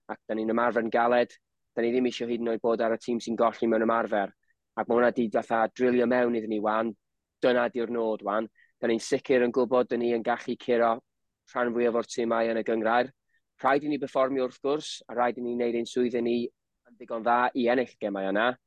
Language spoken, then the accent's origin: Welsh; Wrexham, Wales, United Kingdom; fi o Rexham